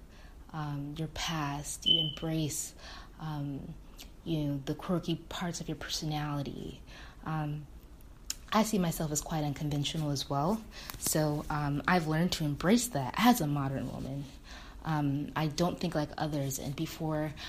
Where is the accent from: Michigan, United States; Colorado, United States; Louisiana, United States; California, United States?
Michigan, United States; I am from the beautiful state of Michigan